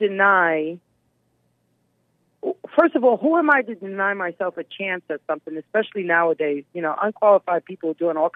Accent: New York City, New York, United States; now in South Florida, United States; I'm from Manhattan, New York originally

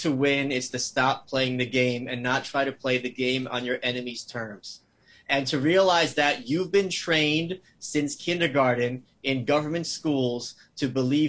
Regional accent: New York, United States; also born or lived in Soviet Union; I grew up here. We moved here when I was 2.

